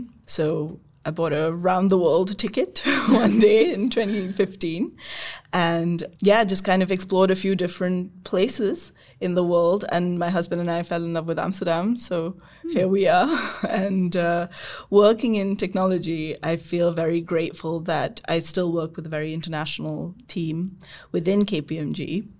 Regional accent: India; also born or lived in United Kingdom; I was born in India, but I moved to the UK for the first time when I was 4. And then we just grew up moving between India and the UK.

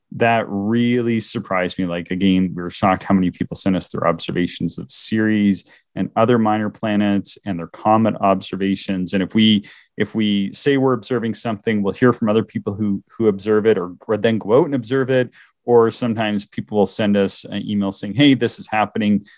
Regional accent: Eastern Canada, Canada; moved away; I'm from Eastern Canada

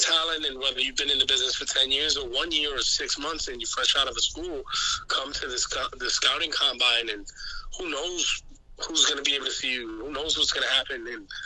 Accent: New York City, New York, United States; I'm from New York City

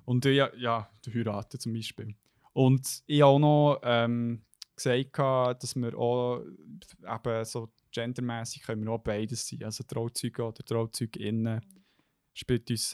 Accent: Bern, Switzerland; als Berner

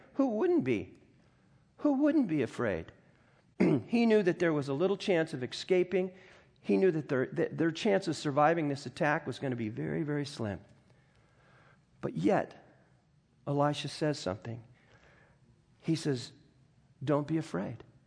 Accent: United States; I grew up in the Mojave Desert.

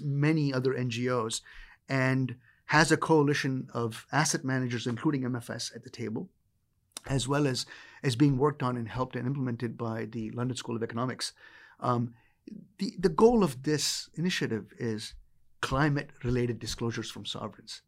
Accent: India; As an Indian child growing up

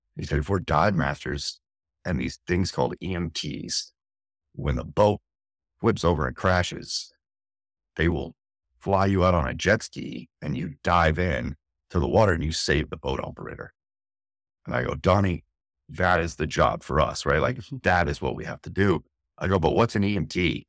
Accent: Santa Clarita, California, United States; moved away as an adult; now in San Diego, United States; Santa Clarita by Magic Mountain, north of L A, about a about an hour north of downtown city, I lived in L A County

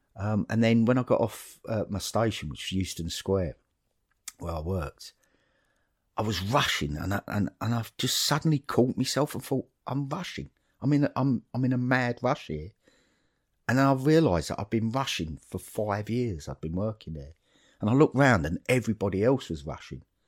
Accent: Dagenham, London, United Kingdom; moved away as an adult; now in Horrabridge, United Kingdom; when I grew up in Dagenham

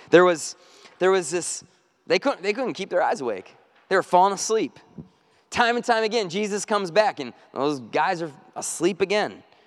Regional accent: North Woods, United States; I grew up in the North Woods.

